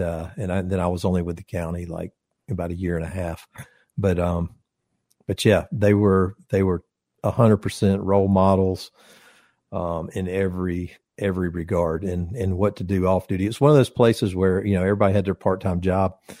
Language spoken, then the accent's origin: English; Conyers, Georgia, United States; my first apartment was in my hometown in Conyers